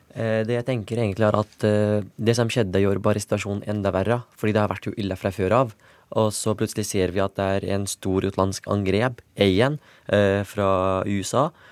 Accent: Syria; moved away; fordi det er der jeg kommer fra

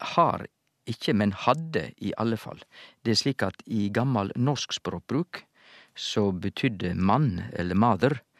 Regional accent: Sogn, Vestland, Norway; accent: Sogn dialect; i mitt sognamål så heter det badnabodden

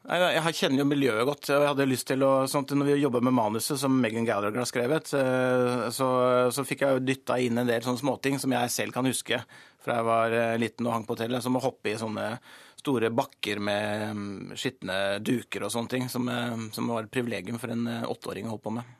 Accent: Gol, Buskerud, Norway; jeg kommer fra Gol og har vokst opp på et hotell

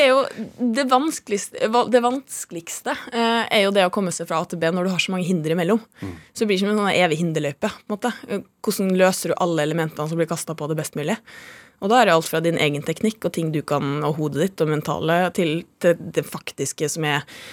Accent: Molde, Møre og Romsdal, Norway; Jeg er fra Molde.

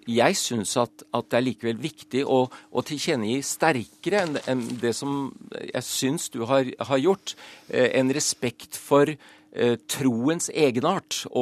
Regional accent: Japan; also born or lived in Thailand / United States; now in Norway; Jeg har vokst opp i Japan og Thailand, bodd i USA.

